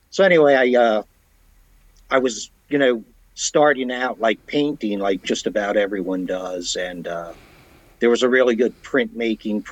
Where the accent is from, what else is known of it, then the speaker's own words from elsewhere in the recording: Washington, District of Columbia, United States; moved away; I was born and raised around the Washington, D.C. area